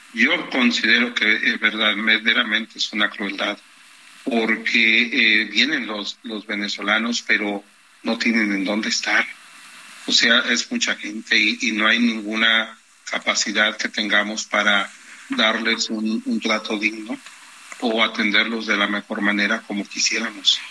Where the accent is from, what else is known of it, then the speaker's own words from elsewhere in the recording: Mexico; yo soy mexicano.